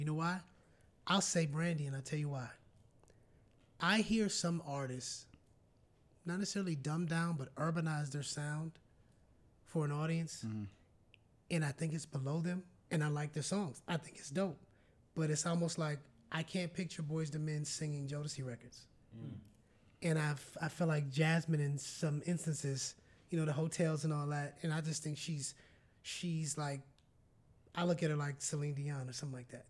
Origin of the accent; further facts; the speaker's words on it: Minneapolis, Minnesota, United States; I'm from Minneapolis